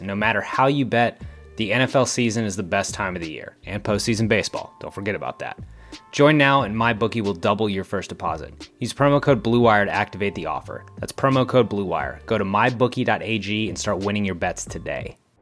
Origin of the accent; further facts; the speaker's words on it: San Antonio, Texas, United States; my hometown, San Antonio Spurs